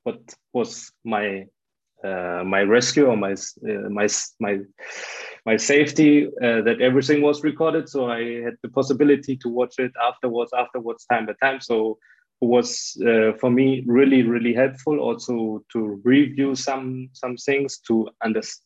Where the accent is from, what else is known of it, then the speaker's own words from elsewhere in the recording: Germany; I'm from Germany